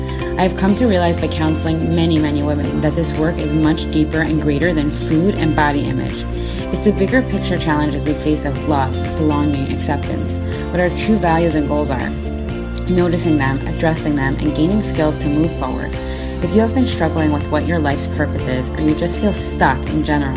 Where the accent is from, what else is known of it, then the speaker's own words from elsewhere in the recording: Scranton, Pennsylvania, United States; I'm from Scranton.